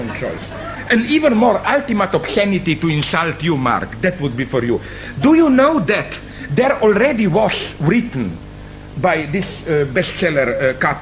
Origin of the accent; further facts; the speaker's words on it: Ljubljana, Slovenia; my hometown, Ljubljana